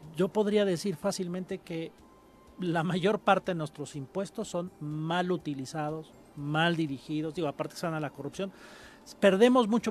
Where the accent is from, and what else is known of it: Mexico